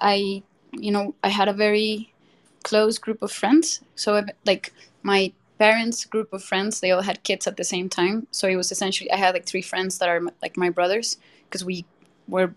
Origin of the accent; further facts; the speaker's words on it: Bogotá, Colombia; now in Mexico City, Mexico; I'm from Colombia, born and raised.